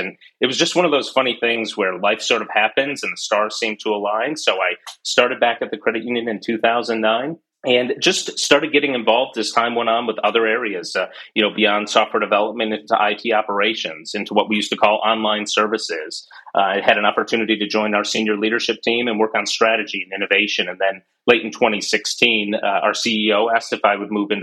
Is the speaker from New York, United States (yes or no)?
yes; Corning, New York, United States; also born or lived in Rochester, New York; back in my childhood, I grew up in the Corning area